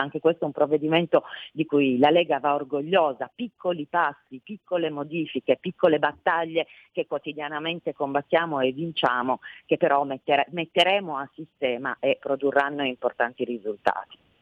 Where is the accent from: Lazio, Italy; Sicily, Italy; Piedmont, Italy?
Piedmont, Italy; da piemontese